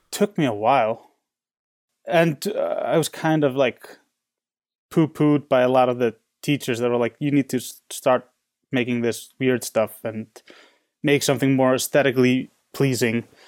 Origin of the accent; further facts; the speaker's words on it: Reykjavik, Capital Region, Iceland; also born or lived in San Francisco; now in Chicago, United States; I'm from Reykjavik, which is the biggest city